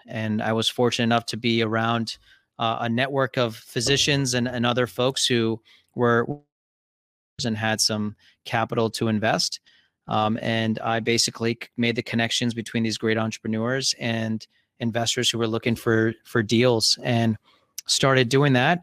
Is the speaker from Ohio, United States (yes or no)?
yes; Columbus, Ohio, United States; also born or lived in Cincinnati, Ohio / Chicago, Illinois; I'm actually speaking from Columbus, Ohio, and pretty much grew up here.